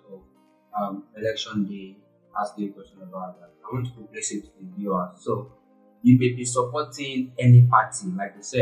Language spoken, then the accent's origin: English; Nigeria; English is a second language; so as a Nigerian as a Nigerian